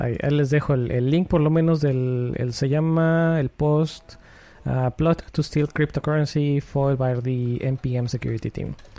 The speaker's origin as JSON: {"language": "Spanish", "region": "Puebla", "country": "Mexico", "moved": "as an adult", "lives_now": "Connecticut, United States", "said": "cuando voy a mi casa a Puebla, que soy, yo soy de Puebla"}